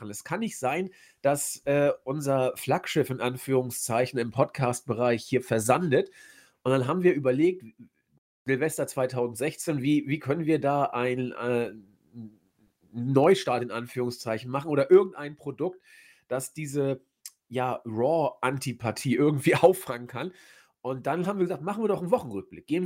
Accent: Hamburg, Germany; naja, ich komme ja aus Hamburg. Ich habe natürlich wieder das Astra, die Kiezmische.

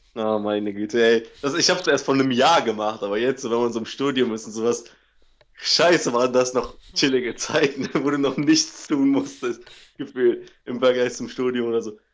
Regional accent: Cologne area, NRW, North Rhine-Westphalia, Germany; da, wo ich herkomme, gegen von Köln

